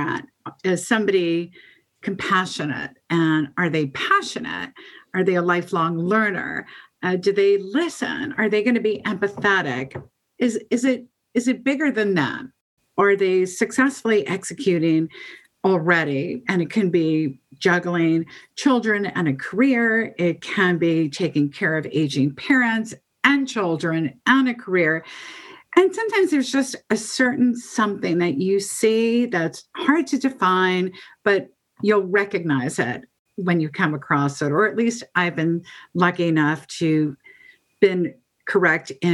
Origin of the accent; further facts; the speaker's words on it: New York City suburbs, United States; I spent about 15 years in the suburbs